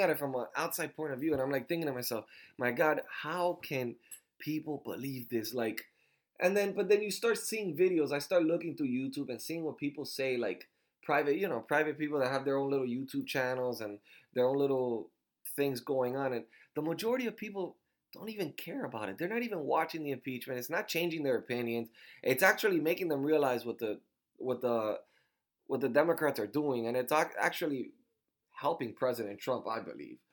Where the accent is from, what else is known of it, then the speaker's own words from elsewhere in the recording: Miami, Florida, United States; now in Fort Myers, United States; I was born in Miami, Florida